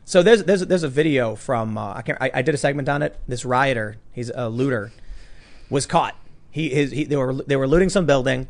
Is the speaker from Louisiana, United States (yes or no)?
no; Chicago, Illinois, United States; moved away; I grew up in the city. Everyone's a Democrat